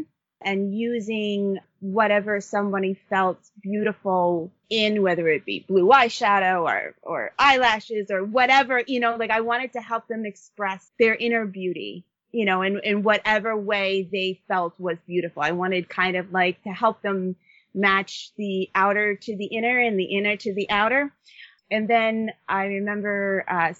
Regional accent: Long Island, New York, United States; I grew up on Long Island, New York

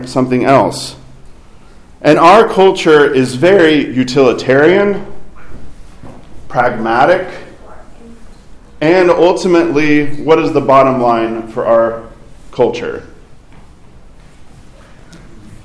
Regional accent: Fayetteville, Arkansas, United States; moved away; my hometown around Fayetteville, Arkansas

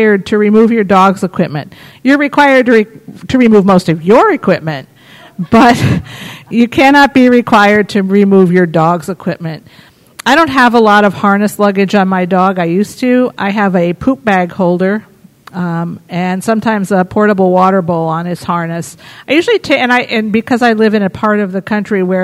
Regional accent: New York City, New York, United States; I come from the New York City area

